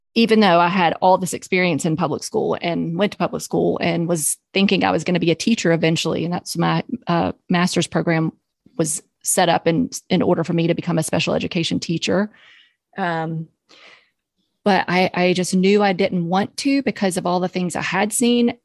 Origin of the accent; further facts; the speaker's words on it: Charlotte, North Carolina, United States; I'm from Charlotte. I grew up here